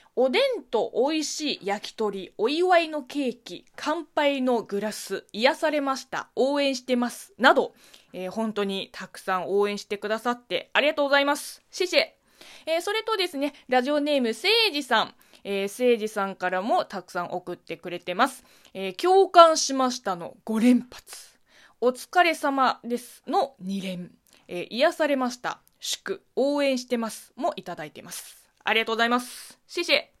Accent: China; Japanese is a second language; moved away; 中国生まれ、中国育ち

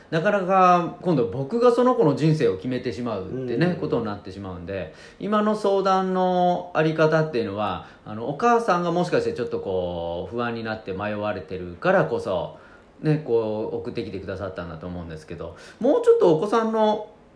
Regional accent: Japan; 僕は日本で生まれて日本のねあの国にいる

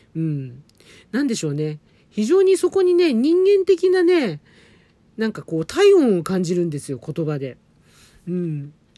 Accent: Tokyo, Japan; 東京生まれ東京育ち

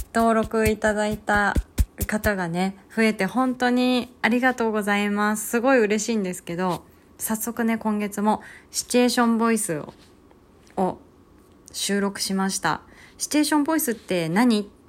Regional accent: Hokkaido, Japan; moved away; also born or lived in Kanto; 地元の北海道

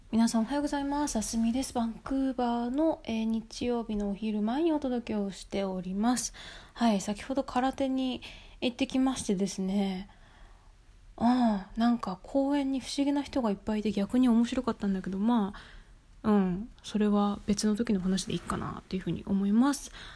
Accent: Japan; moved away as an adult; now in Vancouver, Canada; 私も日本で生まれて女性として19年ぐらいずっと生きてる

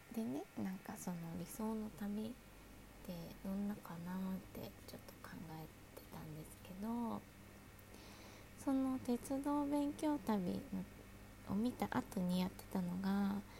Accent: Kanto, Japan; 関東生まれ

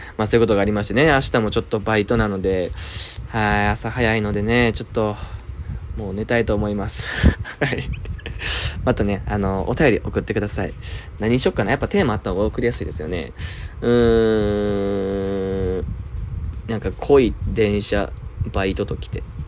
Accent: Shiga, Japan; 僕は、あの、滋賀県出身

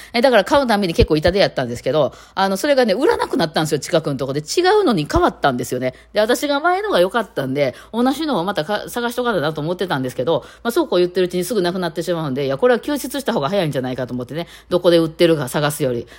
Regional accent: Kansai, Japan

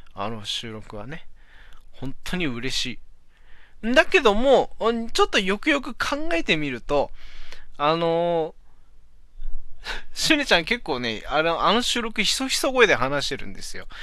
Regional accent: Aomori, Japan; 俺の地元 のね、青森

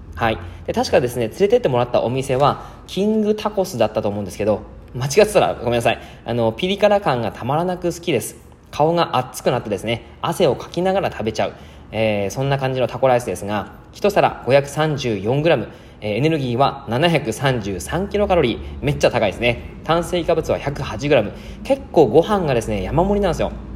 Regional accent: Yamagata, Japan; also born or lived in Kanagawa / Osaka / Miyazaki / Oita; now in Fukuoka, Japan; 僕はですね、えー、山形出身

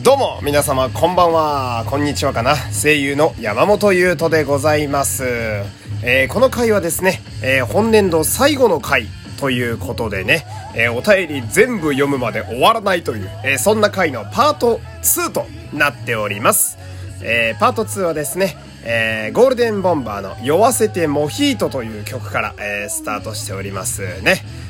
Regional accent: Fukui, Japan; moved away; 私の出身地の福井県

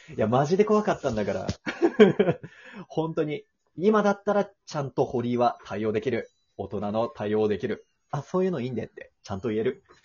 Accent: Osaka, Japan; moved away as an adult; now in Tokyo, Japan; お地元大阪なんだけども、大阪から上京してきて、初めての東京、大都会

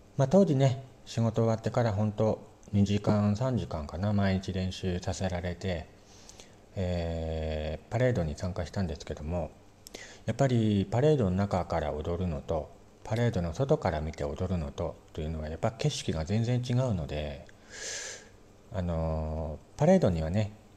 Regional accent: Morioka, Iwate, Japan; 僕の地元の盛岡

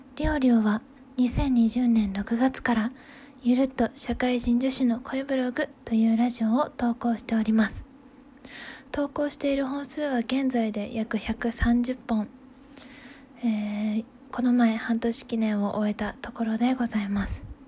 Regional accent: Hokuriku, Japan; moved away as an adult; 出身は北陸で、えー、2020年の春に U ターン就職で帰って、ま、地元に帰ってきたところです

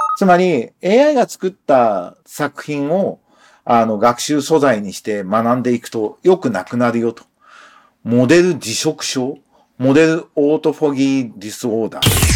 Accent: Japan

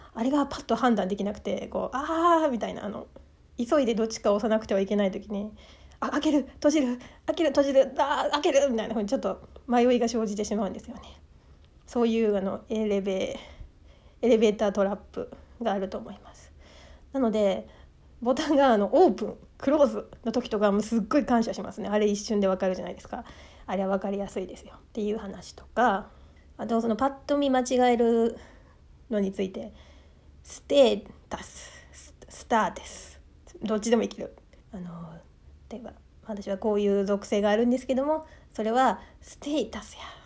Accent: Mie, Japan; accent: Mie dialect; moved away; 私、出身が三重県なんですけども

